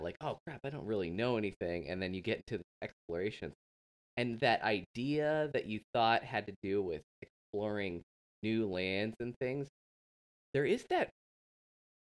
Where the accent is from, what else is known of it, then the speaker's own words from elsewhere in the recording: West Coast, Oregon, United States; when I grew up on the West Coast, like in elementary school, like the Oregon Trail, and we're in Oregon